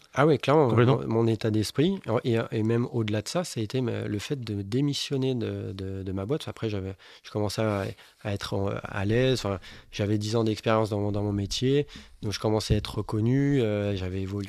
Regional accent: Bordeaux, Nouvelle-Aquitaine, France; Je suis bordelais dans l'âme

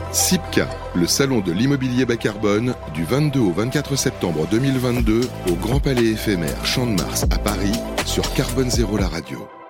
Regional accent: Réunion; je suis né à La Réunion

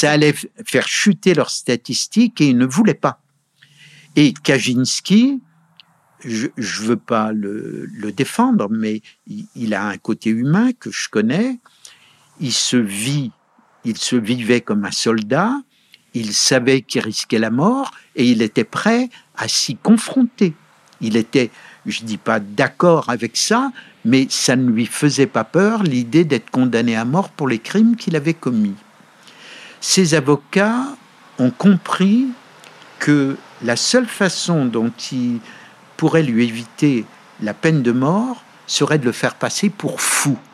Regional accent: France; moved away as an adult; also born or lived in Montreal, Canada; now in United States; je suis français.

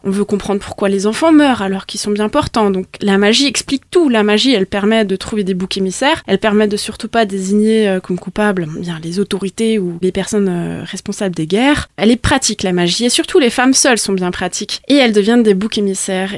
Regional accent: Bergheim, Grand Est, France; now in Munster valley, France; je suis originaire de Bergheim, même si aujourd'hui j'habite la vallée de Münster.

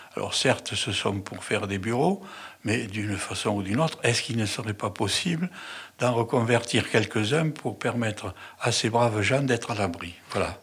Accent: Toulouse, Occitania, France; Je suis toulousain, né à Toulouse. J'ai fait mes études à Toulouse

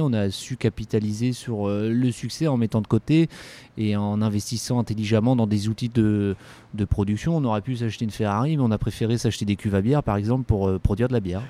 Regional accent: Callac, Brittany, France; also born or lived in Guingamp / Loudéac / Saint-Brieuc / Marseille; now in Brest, France; c'est une enfance très heureuse que j'ai eue à Calac

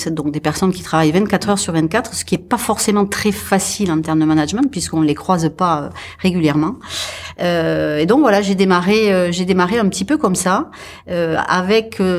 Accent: Occitania, France; Donc, je suis effectivement avéronaise.

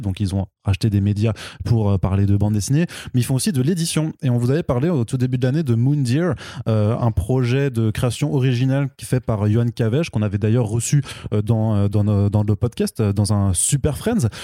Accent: France; par chez nous en France

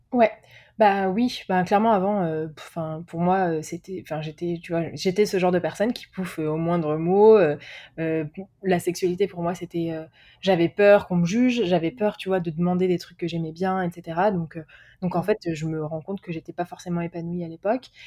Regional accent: France; moved away as an adult; also born or lived in Paris / United States / Mexico / England; j'ai quitté la France

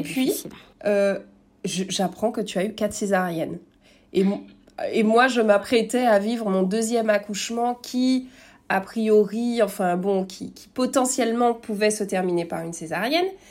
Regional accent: Martinique; now in French Guiana; je suis martiniquaise

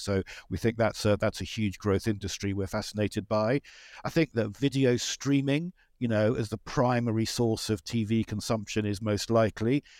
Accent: United Kingdom; I'm a British person

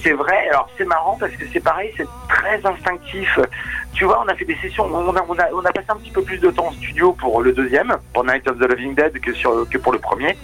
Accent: Normandy, France; now in Rouen, France; on est Normand

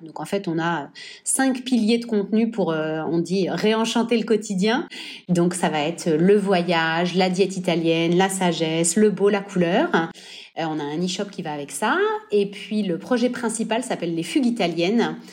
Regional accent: Nice, Provence-Alpes-Côte d'Azur, France; moved away as an adult; also born or lived in Normandy / Florence, Italy; now in Italy; j'ai grandi à Nice, donc on n'est pas très loin de la frontière italienne

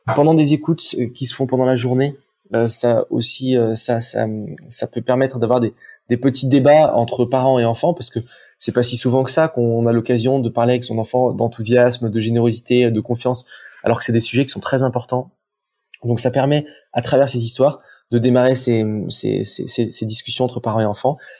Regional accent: Saint-Étienne, Auvergne-Rhône-Alpes, France; moved away as an adult; now in Aix-en-Provence, France; je, viens de saint etienne J'ai atterri à Aix-en-Provence

